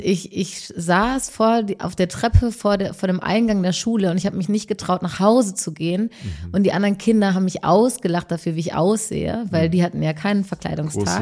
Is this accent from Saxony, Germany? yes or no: no; North Rhine-Westphalia, Germany; ich komme aus äh, aus NRW